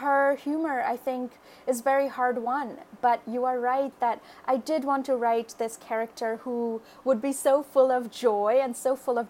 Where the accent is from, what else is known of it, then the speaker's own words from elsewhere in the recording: Kolkata, West Bengal, India; moved away as an adult; now in United States; I grew up in Kolkata, which is a really big city in India